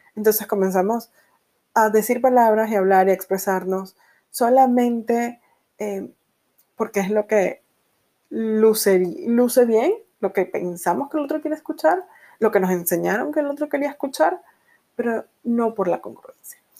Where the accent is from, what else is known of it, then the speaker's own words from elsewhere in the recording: Venezuela; moved away as an adult; yo eh, nací y crecí en Venezuela